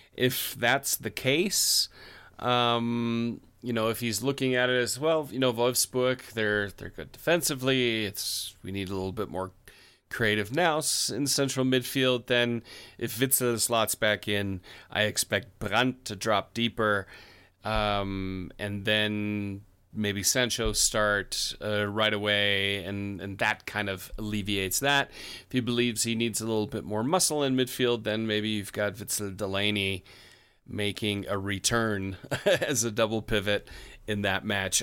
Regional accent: United States; I'm an American

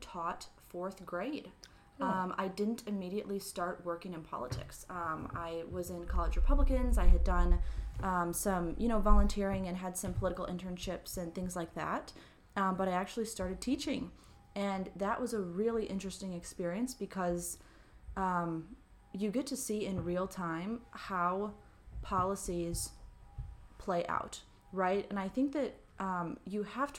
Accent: Mendota Heights, Minnesota, United States; also born or lived in Atchison, Kansas / Plymouth, Minnesota; I grew up in Mendota Heights, Minnesota, so literally just across the river from St. Paul

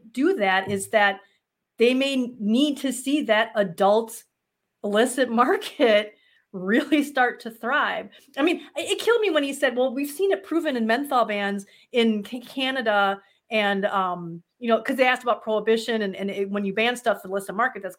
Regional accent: Midwest, United States; accent: Midwestern; my Midwestern accent

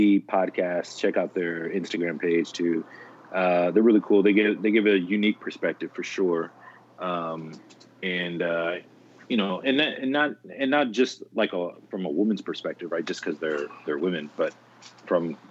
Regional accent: Northeast, United States; I'm from the Northeast

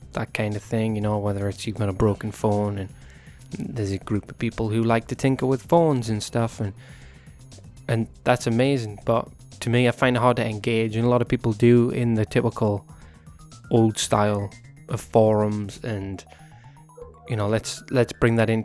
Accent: Newcastle upon Tyne, North East England, United Kingdom; moved away as an adult; now in United States; I was born in Newcastle upon Tyne in England, which is part of the United Kingdom

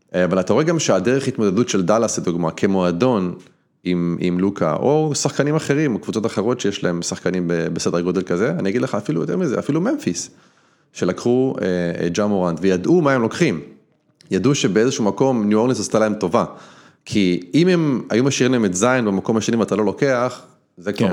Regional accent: Israel; moved away as an adult; now in United States; יש לי אזרחות, אני, אני ישראלי

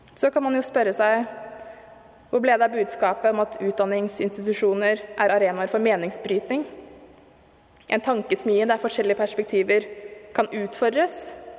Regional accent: Stokke, Vestfold, Norway; da jeg vokste opp i Stokke på 80- og 90-tallet

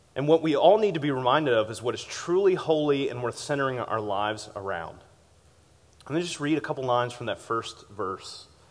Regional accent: Richmond, Virginia, United States; as a kid growing up in Richmond, Virginia

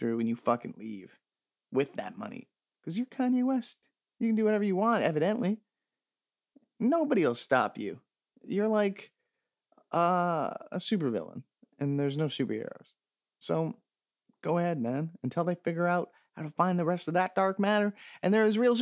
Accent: Canada; as a Canadian

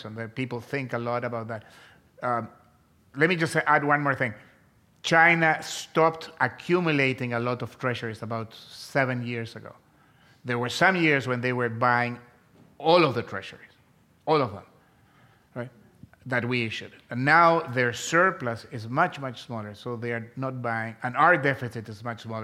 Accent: Chile; moved away as an adult; also born or lived in Chicago, United States; I was born in South America. I was born in Chile, and I came to the University of Chicago to get my PhD, and this was in 1977

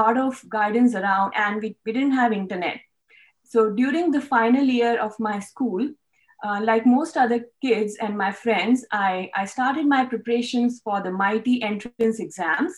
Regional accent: New Delhi, Delhi, India; moved away as an adult; now in Australia; I was born and brought up in New Delhi, that's the capital of India, and I did my schooling there

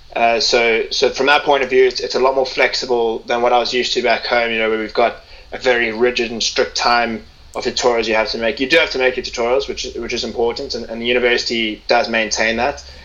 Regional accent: Cape Town, Western Cape, South Africa; now in England, United Kingdom; I'm from Cape Town

